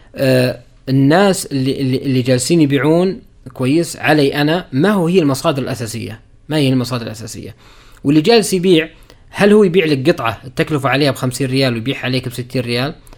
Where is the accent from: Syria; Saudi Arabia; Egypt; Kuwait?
Saudi Arabia; also born or lived in Riyadh; اني انا سعودي